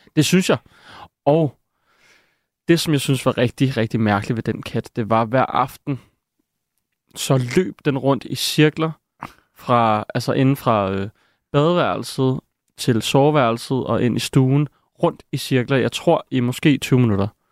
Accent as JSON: {"language": "Danish", "town": "Copenhagen", "region": "Capital Region of Denmark", "country": "Denmark", "tie": "born or raised there", "said": "jeg voksede op i København"}